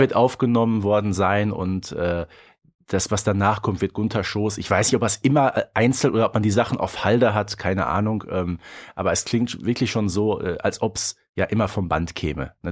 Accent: Ruhr area, North Rhine-Westphalia, Germany; bei uns im Ruhrgebiet

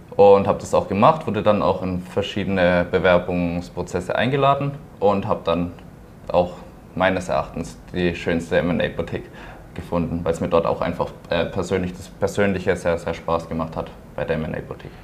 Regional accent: Pforzheim, Baden-Württemberg, Germany; ich komme auch aus Pforzheim, bin dort geboren, ähm, war dort auf einem Wirtschaftsgymnasium

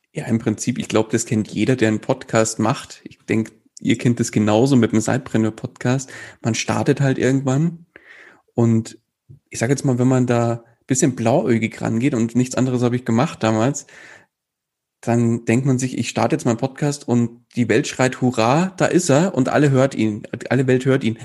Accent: near Munich, Bavaria, Germany; Ich komme aus der Nähe von München

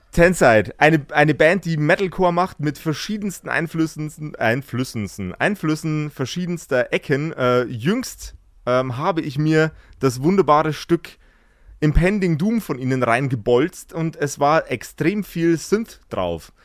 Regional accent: Regensburg, Bavaria, Germany; ich komme aus, aus dem Eck Regensburg

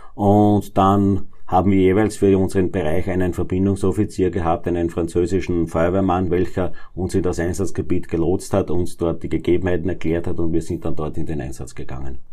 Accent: Neunkirchen District, Lower Austria, Austria; Ich komme aus dem Bezirk Neunkirchen

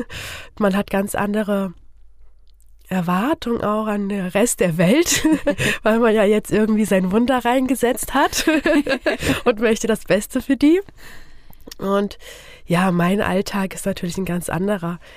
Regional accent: Fulda, Hesse, Germany; Ich bin geboren und aufgewachsen hier in Fulda.

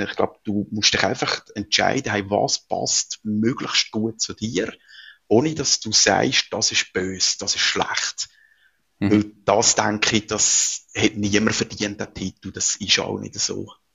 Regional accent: Switzerland; bei uns in der Schweiz

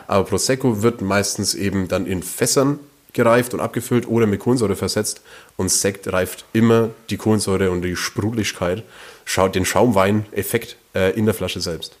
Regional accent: Langenzenn, Bavaria, Germany; wir kommen ja beide vom Land, wir kommen ja beide aus Langenzenn

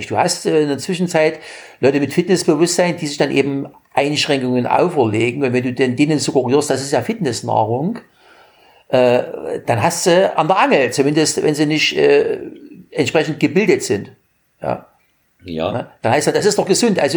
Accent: Germany; In meiner Jugend in der DDR und in ja auch, ne?

